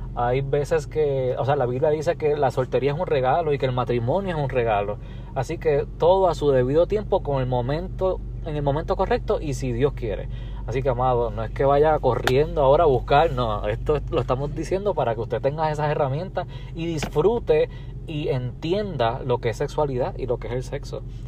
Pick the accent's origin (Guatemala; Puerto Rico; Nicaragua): Puerto Rico; soy de Puerto Rico.